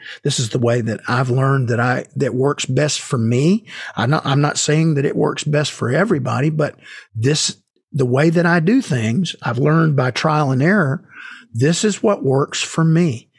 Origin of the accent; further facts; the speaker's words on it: Marietta, Georgia, United States; So early on, I went down to a local music store in my hometown in Marietta, Georgia